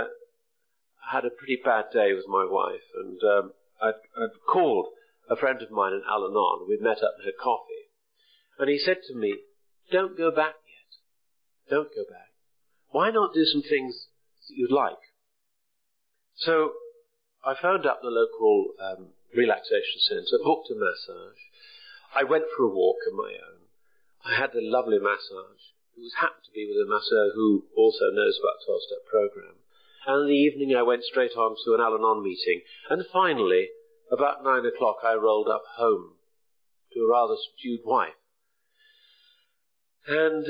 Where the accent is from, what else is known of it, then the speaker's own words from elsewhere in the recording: the Wirral, North West England, United Kingdom; now in Bristol, United Kingdom; I'm a lad from the Wirral who doesn't have a Scouse accent